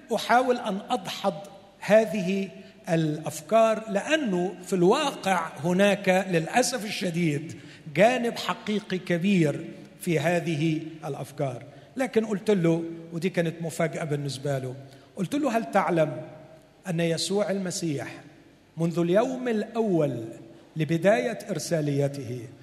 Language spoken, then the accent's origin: Arabic; Egypt; عندنا في مصر